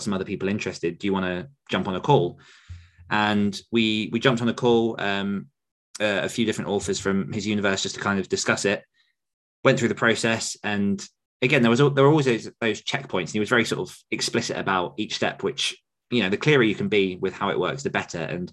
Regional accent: United Kingdom; me being British

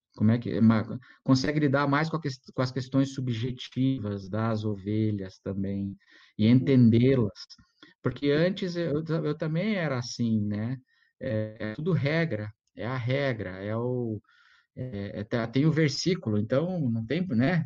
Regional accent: Brazil; also born or lived in Munich, Germany; eu, eu, como brasileiro ali, né, frequentando a Igreja Batista lá em Munique

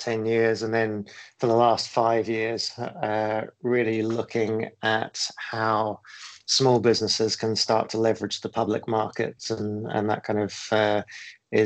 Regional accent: Cambridge, East of England, United Kingdom; moved away as an adult; also born or lived in New Zealand; now in Singapore; I actually grew up more in the UK

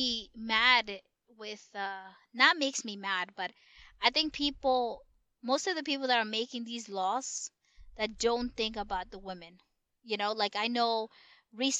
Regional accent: New York, United States; we're actually from New York

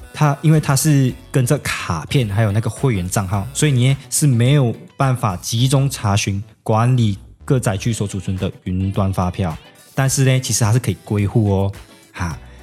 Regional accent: Malaysia; moved away as an adult; now in Tainan, Taiwan; 我是马来西亚人，然后也是南台的学生，然后也是S O S乐团的鼓手

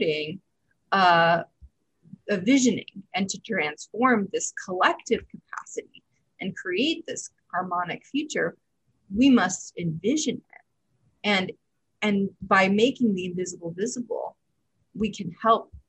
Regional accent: Tennessee, United States; I'm from Tennessee

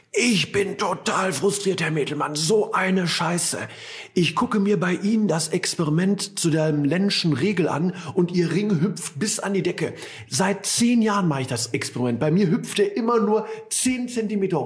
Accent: Ratingen, North Rhine-Westphalia, Germany; gebürtig aus Ratingen

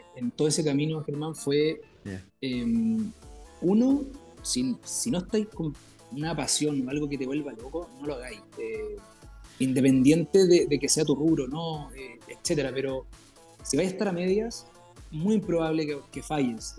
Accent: southern Chile, Chile; moved away as an adult; now in Santiago, Chile; yo soy del sur de Chile, de Santiago. Vivo a, estuve toda mi, época de colegio de región, así que estuve allá hasta los 18 años.

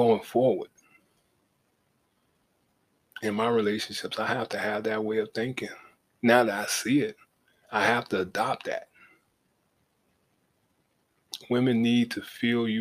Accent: Savannah, Georgia, United States; moved away as an adult; now in Atlanta, United States; live my life outside of my hometown, because once I got in the Navy, in the National Guard, and saw the world, Savannah wasn't it for me

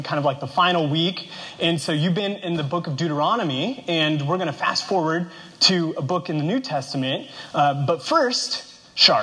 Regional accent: Kansas, United States; now in Arizona, United States; I grew up in Kansas, which is the epicenter of the continental United States.

